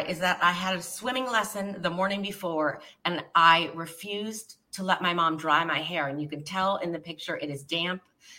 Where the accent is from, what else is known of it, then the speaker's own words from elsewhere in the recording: Fremont, California, United States; Fremont, California, on a cattle ranch.